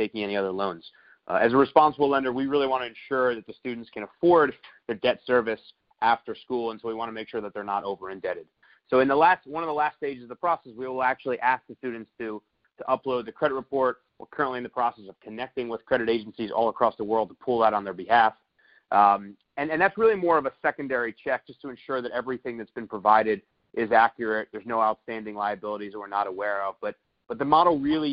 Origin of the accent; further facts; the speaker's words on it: United States; As an American